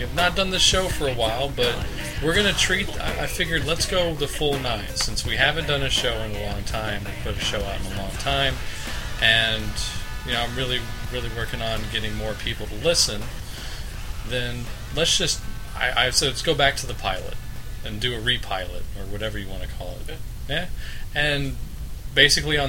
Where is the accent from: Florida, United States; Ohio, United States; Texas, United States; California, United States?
Texas, United States; Abilene; I grew up in Abilene, Texas